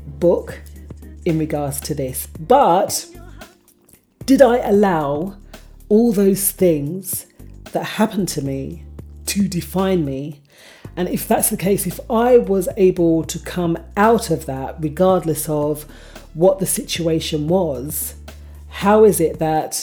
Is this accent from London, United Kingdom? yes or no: yes; London, United Kingdom; I grew up in Hackney